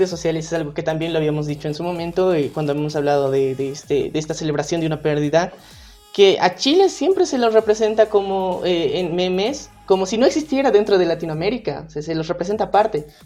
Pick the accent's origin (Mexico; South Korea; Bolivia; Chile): Bolivia; como bolivianos